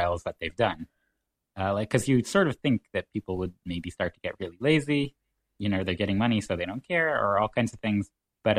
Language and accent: English; Israel; first language English; moved away as an adult; now in Canada; growing up in an American style and living in Israel, because English is my native tongue